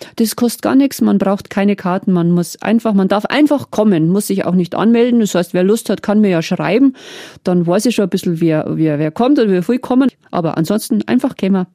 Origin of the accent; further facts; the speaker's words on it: Meierndachten, Bavaria, Germany; ich habe Marienlieder viel gesungen in meiner Kindheit in Meierndachten